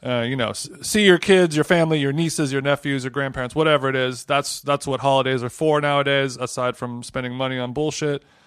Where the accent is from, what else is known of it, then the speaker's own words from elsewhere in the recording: Orange County, California, United States; When I was growing up in Orange County